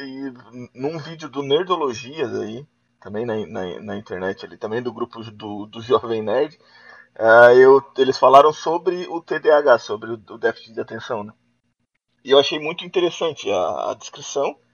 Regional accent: Joinville, Santa Catarina, Brazil; Sou daqui da, da cidade de Joinville, Santa Catarina.

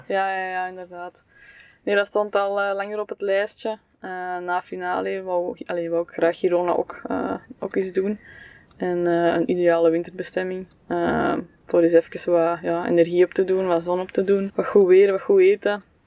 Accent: Belgium; Als Belg

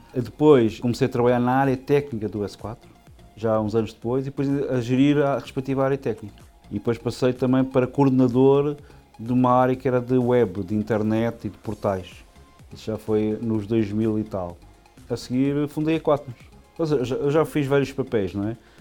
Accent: Lisbon, Portugal; eu nasci em Lisboa, em Portugal, em 1977

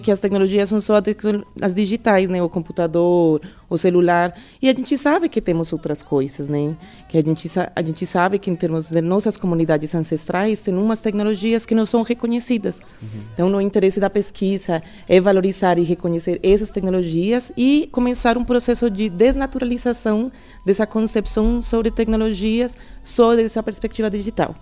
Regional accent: Colombia; Portuguese is a second language; moved away as an adult; now in Brazil; sou colombiana, moro no Brasil desde 2016

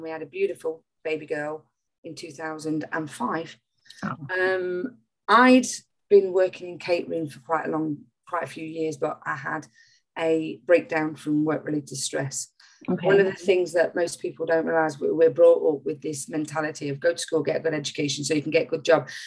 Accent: Nottingham, East Midlands, United Kingdom; also born or lived in Bognor Regis; I'm from Nottingham

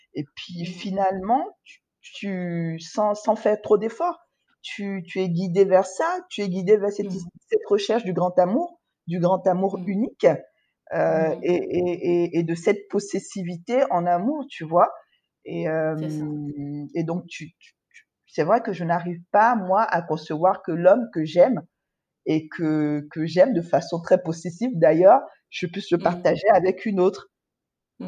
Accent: Côte d’Ivoire; also born or lived in Cotonou, Benin; Je suis née en Côte d'Ivoire et j'ai grandi en Côte d'Ivoire

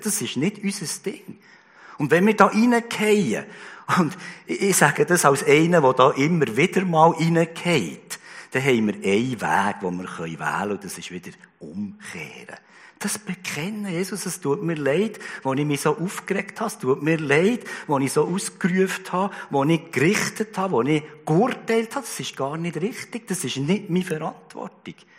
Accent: Switzerland; bei uns in der Schweiz

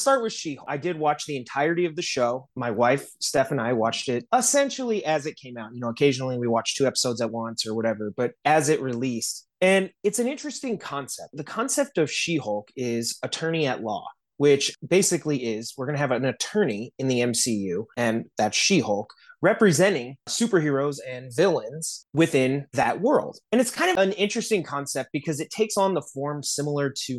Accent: South Bend, Indiana, United States; now in Los Angeles, United States; I'm in LA, but I'm from South Bend.

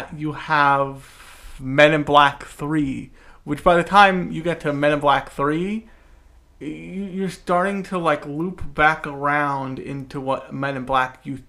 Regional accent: United States; I'm from America, the land of capitalism and sadness

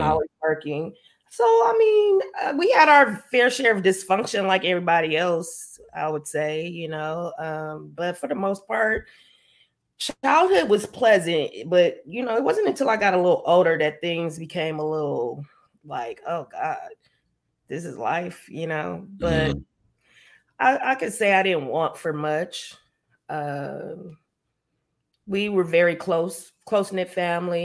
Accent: Los Angeles, California, United States; I'm from Los Angeles, California, South Central, Crenshaw District, Leimert Park.

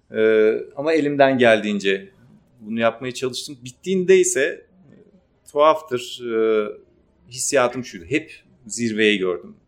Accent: Ardahan, Turkey; Ardahanlıyım, Ardahan kökenliyim

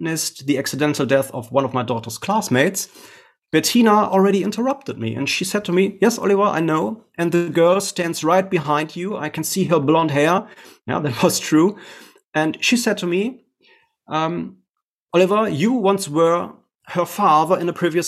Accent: Essen, North Rhine-Westphalia, Germany; here in my hometown in Essen

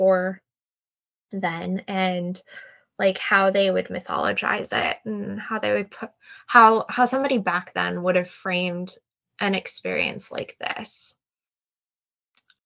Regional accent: United States; as an American myself

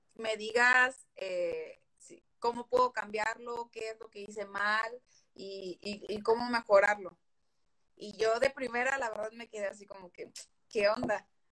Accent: Veracruz, Mexico; moved away as an adult; now in Monterrey, Mexico; soy Jarocha, soy del puerto de Veracruz, pero estoy viviendo en Regiolandia

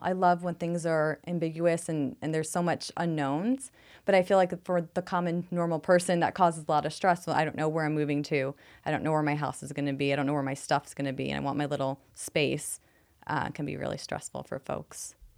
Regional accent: New York City, New York, United States; now in Phoenix, United States; I'm from New York City

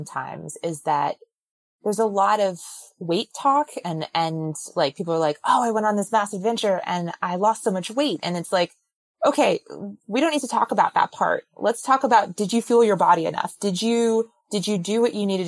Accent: New Jersey, United States; I'm born and raised in New Jersey

